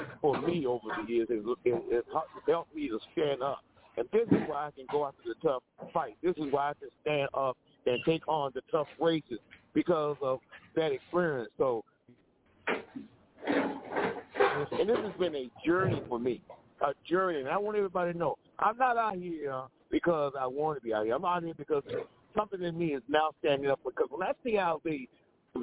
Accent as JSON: {"language": "English", "town": "Homestead", "region": "Florida", "country": "United States", "tie": "born or raised there", "said": "I'm a native Floridian. I grew up in Homestead, Florida."}